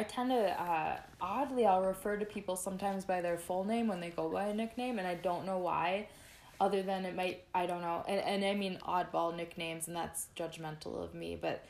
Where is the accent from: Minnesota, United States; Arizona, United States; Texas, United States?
Minnesota, United States; as a Minnesotan, we only have a few months of humidity